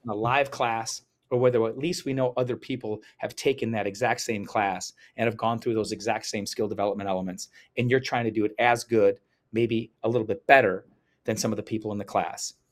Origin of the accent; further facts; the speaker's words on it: Chicago, Illinois, United States; I was from Chicago